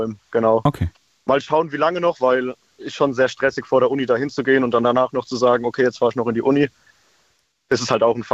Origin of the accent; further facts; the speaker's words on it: Speyer, Rhineland-Palatinate, Germany; ich komme aus Speyer